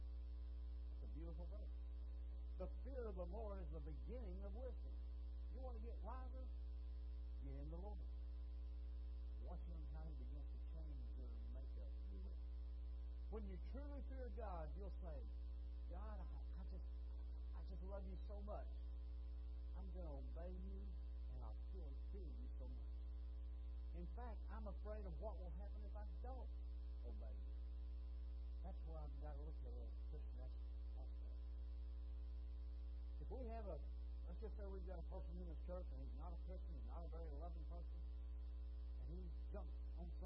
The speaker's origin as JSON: {"language": "English", "region": "Texas", "country": "United States", "tie": "born or raised there", "said": "I've been Texan all my life"}